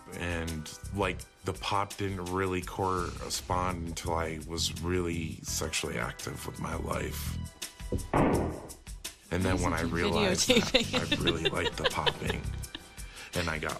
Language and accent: English; Rutland, Vermont, United States; I was born and raised in Rutland, Vermont. I've lived here for 25 years